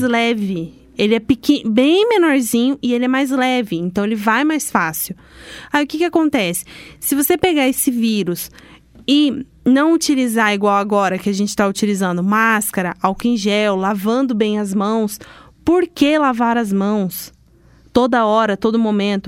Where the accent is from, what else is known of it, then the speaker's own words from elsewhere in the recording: Londrina, Paraná, Brazil; Sou de Londrina